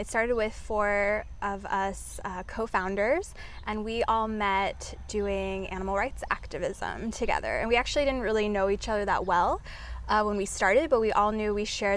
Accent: Oregon, United States; moved away as an adult; now in Oahu, United States; I'm originally from Oregon, but I moved here about 3 years ago

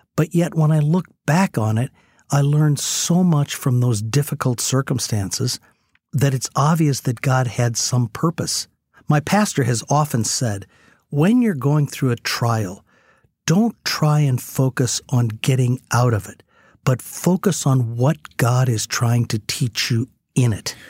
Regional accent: United States; as an American

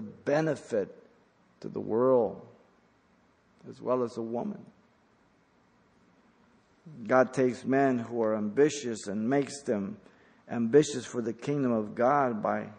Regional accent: Mexico; now in United States; I was born in Mexico. The reason I'm here is because I don't want to be in Mexico

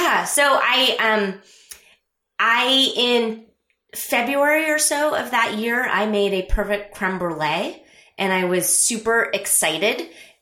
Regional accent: Scotland, United Kingdom; because I'm Scottish and I don't want to pay for hosting.

